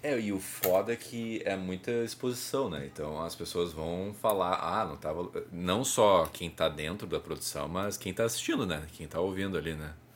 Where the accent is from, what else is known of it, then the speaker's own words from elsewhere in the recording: South Region, Brazil; sou do, do Sul.